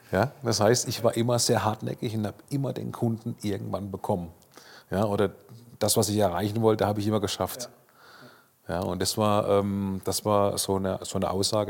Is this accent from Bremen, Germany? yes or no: no; Karlsruhe, Baden-Württemberg, Germany; in meiner Heimatstadt Karlsruhe